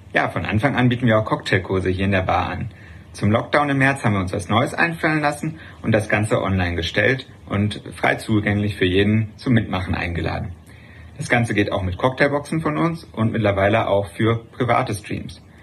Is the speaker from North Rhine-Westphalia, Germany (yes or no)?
yes; Lünen, North Rhine-Westphalia, Germany; in meiner Heimatstadt Lünen